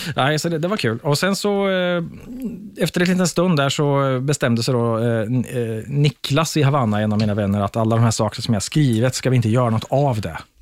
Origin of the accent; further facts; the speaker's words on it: Linköping, Östergötland, Sweden; Jag är från Linköping